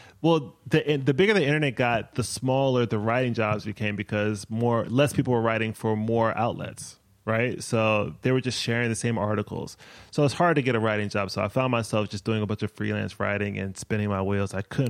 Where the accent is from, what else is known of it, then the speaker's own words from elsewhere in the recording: Maryland, United States; moved away as an adult; now in Brooklyn, United States; I grew up in Maryland, born in Brooklyn, moved back to Brooklyn in 2012.